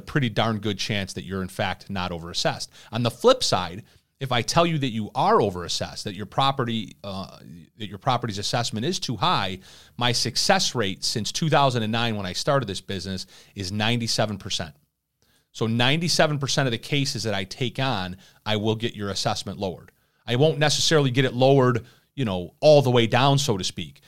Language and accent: English; Irondequoit, New York, United States; my hometown right here in Aranda Coit, New York